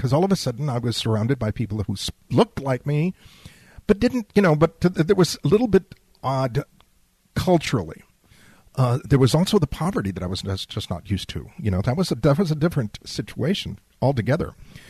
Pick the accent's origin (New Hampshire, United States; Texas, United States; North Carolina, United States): Texas, United States; San Antonio; also born or lived in Laredo, Texas / Mexico City, Mexico / Baton Rouge, Louisiana; I was raised in San Antonio. I was raised on the south side of San Antonio. But I was raised in a middle-class white neighborhood.